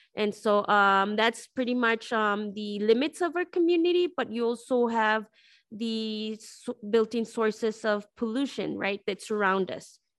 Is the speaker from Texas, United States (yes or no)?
yes; El Paso, Texas, United States; I'm from El Paso, Texas, and I'm living in El Paso, Texas. I'm from this neighborhood